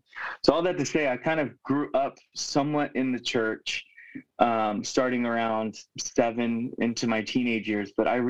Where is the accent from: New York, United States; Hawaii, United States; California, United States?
Hawaii, United States; Honolulu; moved away as an adult; now in Portland, United States; I am not from Portland, Oregon to start. I am born and raised in Honolulu, Hawaii. That's where a majority of my family is, either on the island of Oahu or Kauai. So, now at this point, I've been in Portland for the past 10 years, going on 11